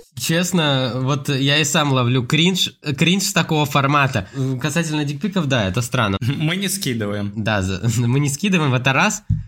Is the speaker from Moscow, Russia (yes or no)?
no; Vladivostok, Primorsky Krai, Russia; now in Saint Petersburg, Russia; я сам с Владивостока, вот с Приморья